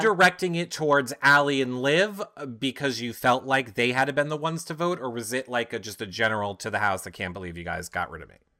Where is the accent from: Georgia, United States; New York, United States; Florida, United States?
New York, United States; I'm from New York. We call them gyros